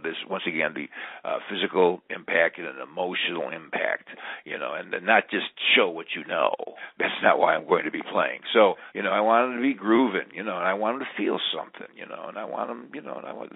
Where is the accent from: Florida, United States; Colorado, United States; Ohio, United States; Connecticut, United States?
Ohio, United States; Garfield Heights; also born or lived in Cleveland; I'm from Garfield Heights